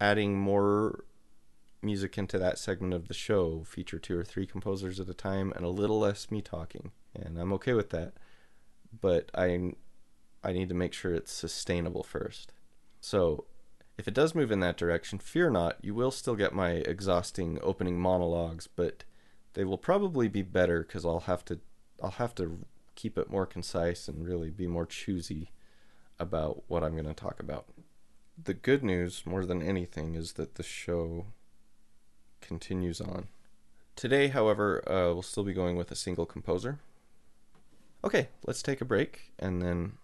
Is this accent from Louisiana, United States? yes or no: no; Utah, United States; Utah is awesome, and I've lived here my whole life